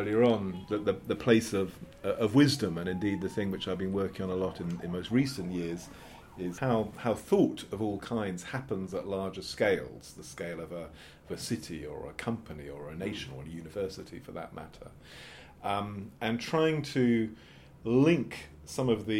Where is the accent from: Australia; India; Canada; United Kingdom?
United Kingdom; England; I am British English